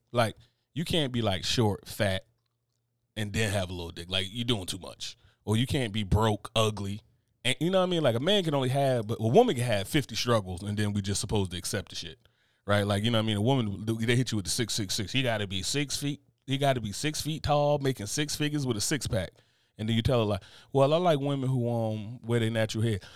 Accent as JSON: {"language": "English", "country": "United States", "said": "I come from the tri-state area"}